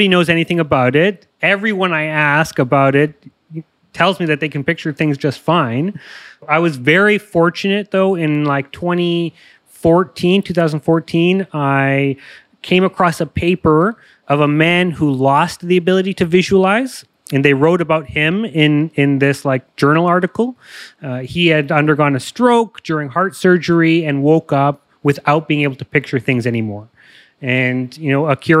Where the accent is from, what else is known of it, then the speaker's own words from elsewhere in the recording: Toronto, Ontario, Canada; I grew up in Canada, Toronto, Ontario.